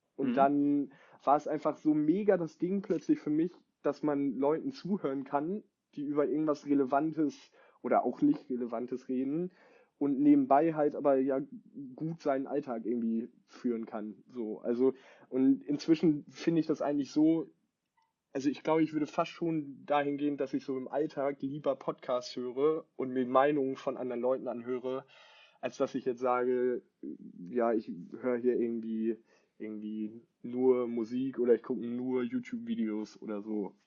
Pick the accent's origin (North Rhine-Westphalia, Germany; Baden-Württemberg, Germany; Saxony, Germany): North Rhine-Westphalia, Germany; Bad Oeynhausen; now in Hamburg, Germany; wohne in Hamburg, komme aber nicht wie Grieco nicht gebürtig aus Hamburg, sondern aus Bad Oeynhausen